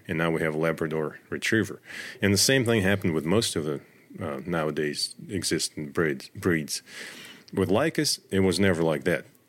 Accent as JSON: {"language": "English", "country": "Russia", "tie": "born or raised there", "also_born_or_lived": "Northern Virginia", "moved": "as an adult", "lives_now": "United States", "said": "I grew up in Russia, in the middle of nowhere"}